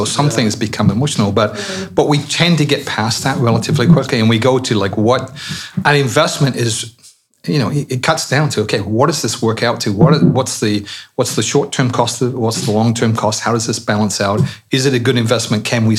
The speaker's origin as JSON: {"language": "English", "town": "Colchester", "region": "East of England", "country": "United Kingdom", "tie": "born or raised there", "moved": "yes", "said": "I'm from Colchester"}